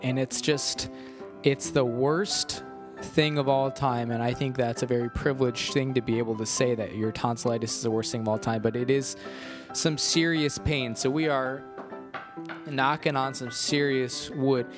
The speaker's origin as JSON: {"language": "English", "town": "Chicago", "region": "Illinois", "country": "United States", "said": "I was from Chicago"}